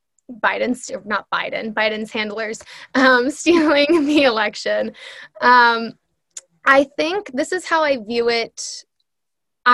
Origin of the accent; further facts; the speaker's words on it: United States; I'm Swedish and Irish, right? I have no, and I have family in both of those countries now. I don't even know them. And some people will view that as good or bad, but I'm an American.